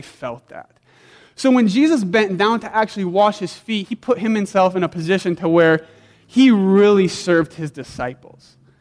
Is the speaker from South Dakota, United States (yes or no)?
yes; South Dakota, United States; I grew up in South Dakota where we had a big backyard and like seven dogs